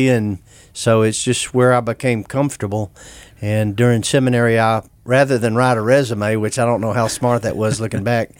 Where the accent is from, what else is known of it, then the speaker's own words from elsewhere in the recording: Dallas, Texas, United States; moved away; I grew up in the city. I grew up in Dallas, but kind of inner-city there.